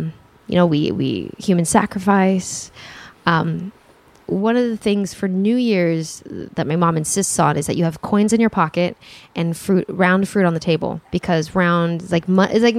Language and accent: English; Santa Monica, California, United States; Santa Monica, actually.